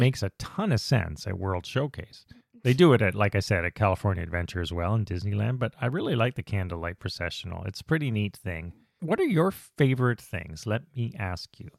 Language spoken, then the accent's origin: English; Canada; we were, the Canadians